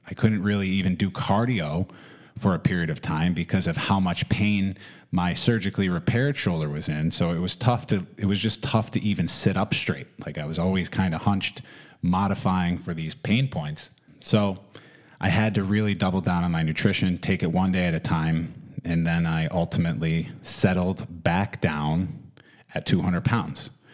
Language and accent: English; New York, United States; also born or lived in Florida; I began skiing in the winters here in New York